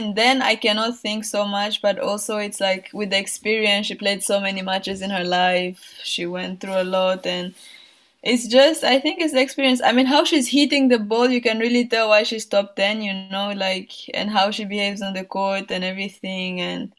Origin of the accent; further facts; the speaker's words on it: Burundi; moved away; Like when I was young, I mean, my parents were not telling me much and we didn't know anything. But like when I left the country and I was coming back